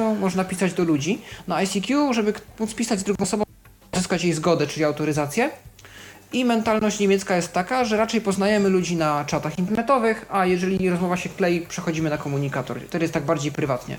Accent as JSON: {"language": "Polish", "country": "Poland", "said": "skąd jestem, odpisuje Poland"}